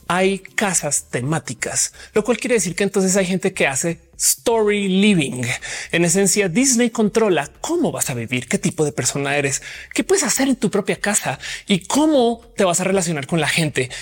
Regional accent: Colombia; now in Mexico; como colombiana que vino a México

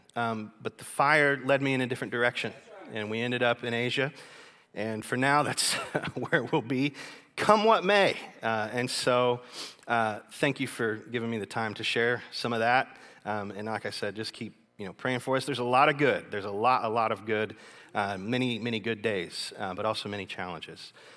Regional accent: Kentucky, United States; moved away as an adult; now in China; I'm from Kentucky

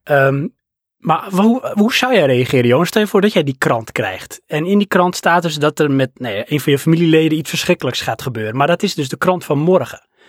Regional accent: Netherlands; zijn we Hollanders

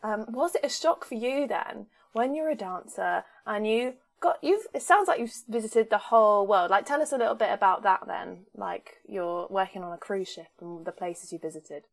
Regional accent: Southern England, United Kingdom; accent: Southern English; my accent is ridiculously Southern English

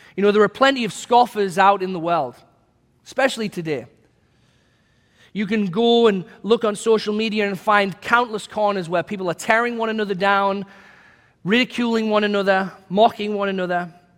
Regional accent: England, United Kingdom; now in United States; my home country of England.

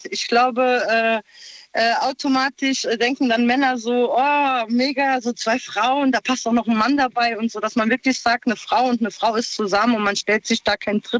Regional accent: Italy; ich bin Italienerin und die Mama, die wartet schon mit einer leckeren Pasta auf uns.

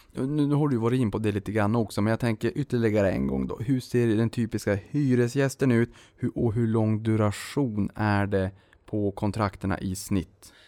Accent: Boden, Norrbotten County, Sweden; also born or lived in Luleå; now in Stockholm, Sweden; Jag kommer ju från Boden, Luleå, Rostbollen, Notviken

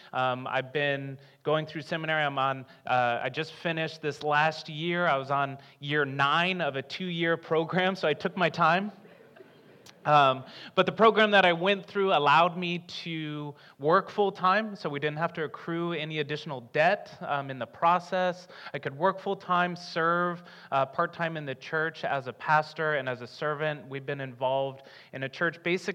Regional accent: Tucson, Arizona, United States; So I grew up in Tucson, Arizona, in the desert. The water that you have here is very different to me, but I'm getting used to it.

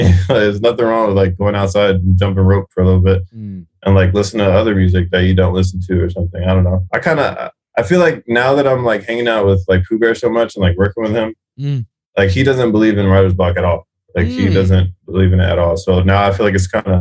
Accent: South Florida, United States; Florida is my hometown.

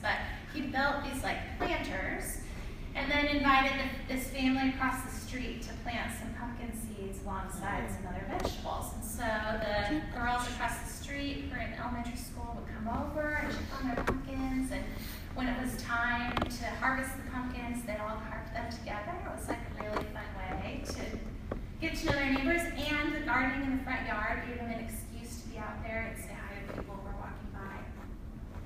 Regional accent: Spokane, Washington, United States; moved away; also born or lived in Boston; I grew up in Spokane

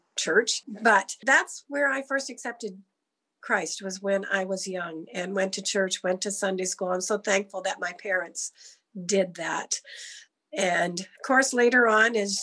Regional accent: Easton, United States; I grew up in Easton all my life, so I'm not far away from here

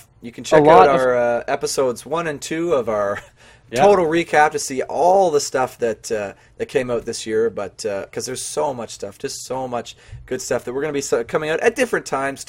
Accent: Canada; Maybe it's just because we're Canadian, eh?

